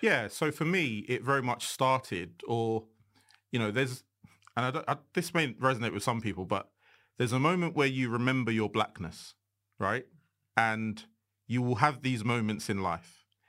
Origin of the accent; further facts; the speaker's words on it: Nigeria; I'm unapologetically Nigerian